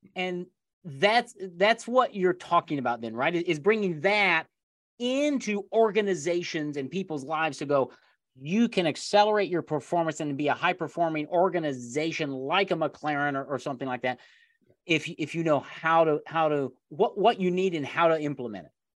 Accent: Indiana, United States; I grew up in Indiana here in the United States

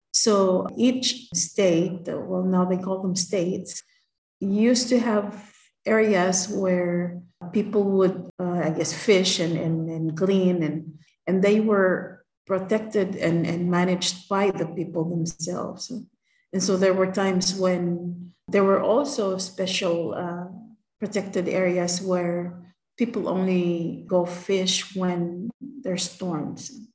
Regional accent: Palau; growing up in Palau is something that sort of is ingrained

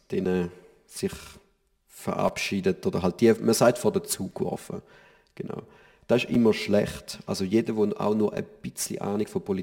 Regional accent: St. Gallen, Switzerland; oder als St. Galler haben wir natürlich unsere Olma, die größte Publikumsmesse der Schweiz.

